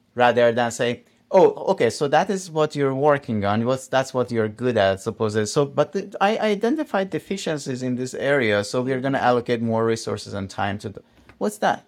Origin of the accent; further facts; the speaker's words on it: Iran; moved away; I come from Iran